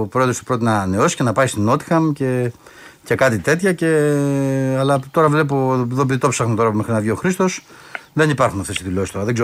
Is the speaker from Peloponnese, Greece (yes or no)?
yes; Kalamata, Peloponnese, Greece; εκεί είμαι και από την Καλαμάτα.